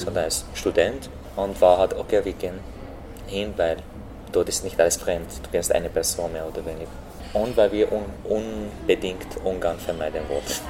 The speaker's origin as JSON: {"language": "German", "country": "Syria", "also_born_or_lived": "Lebanon / Turkey", "second_language": "German", "moved": "as an adult", "lives_now": "Austria", "said": "dass ich Syrer sage"}